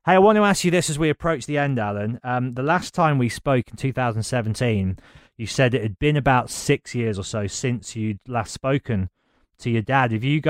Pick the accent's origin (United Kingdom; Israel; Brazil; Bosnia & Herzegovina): United Kingdom; Birmingham, West Midlands; moved away; Because I'm from Birmingham and I'm here at the moment, but I wouldn't say that Birmingham is my home.